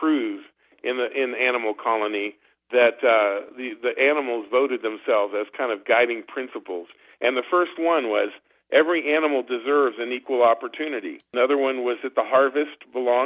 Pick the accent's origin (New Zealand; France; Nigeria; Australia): France; moved away; I grew up in France